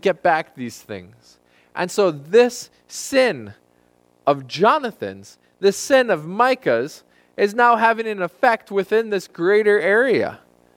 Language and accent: English; United States; as American Christians